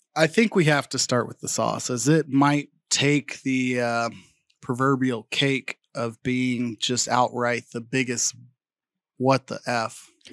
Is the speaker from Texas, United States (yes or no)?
yes; Arlington, Texas, United States; I'm from Arlington, Texas